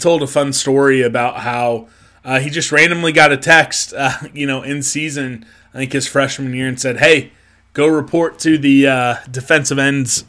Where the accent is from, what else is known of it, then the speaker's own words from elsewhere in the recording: Topeka, Kansas, United States; growing up in Topeka, Kansas